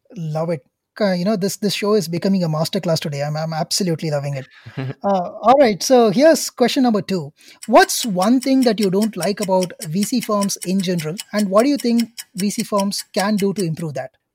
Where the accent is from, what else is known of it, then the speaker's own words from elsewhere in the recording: India; as an Indian myself